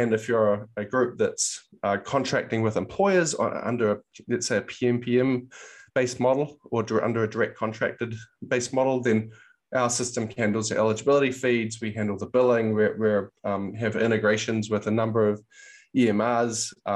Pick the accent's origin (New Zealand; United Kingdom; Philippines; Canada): New Zealand; moved away as an adult; now in United States; I'm actually from New Zealand, so came over to the US in about 2009